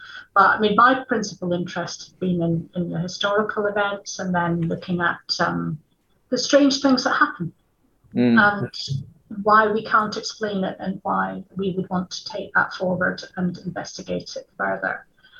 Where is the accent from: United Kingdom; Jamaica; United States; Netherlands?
United Kingdom; Edinburgh, Scotland; particularly we're from Edinburgh, so you turn every corner and there's something else to fascinate you.